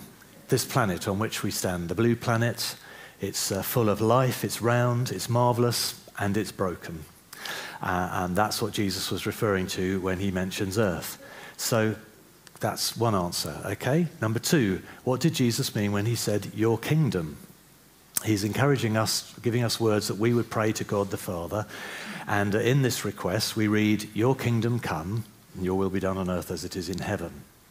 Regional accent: The Hague, South Holland, Netherlands; born there; Now, I was born in The Hague in the Netherlands. All right, we lived in one of these buildings, in an apartment in one of these buildings here. And I love Holland because I was born there.

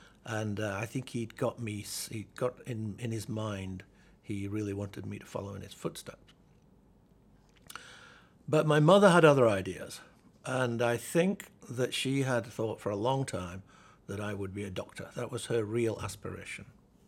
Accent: Halifax, Yorkshire and the Humber, United Kingdom; I grew up in Halifax in West Yorkshire and went to the local grammar school.

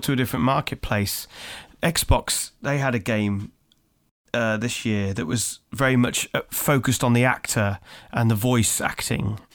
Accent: Birmingham, West Midlands, United Kingdom; my hometown of Birmingham

